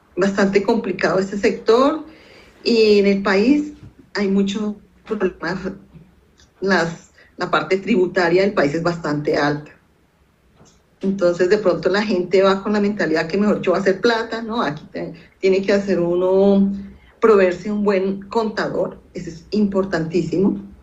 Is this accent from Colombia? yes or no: yes; Bogotá, Colombia; yo nací en Bogotá